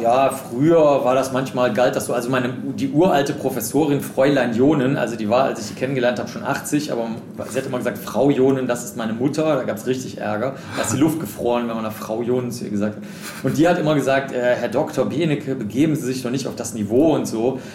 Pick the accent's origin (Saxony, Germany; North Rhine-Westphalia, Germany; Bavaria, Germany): North Rhine-Westphalia, Germany; Cologne; ich bin in Köln groß geworden